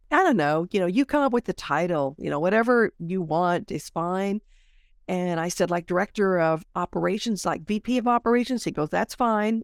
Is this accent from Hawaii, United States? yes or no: yes; Honolulu, Hawaii, United States; moved away; every time I go back home 'cause I'm from Honolulu